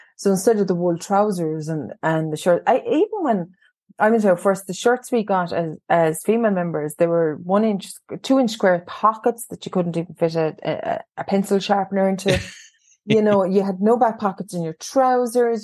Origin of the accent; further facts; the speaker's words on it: County Cork, Munster, Ireland; Yes, primarily County Cork, and um, I I've worked away in different counties, but um, I happened to return to my home county, and not far from where I grew up actually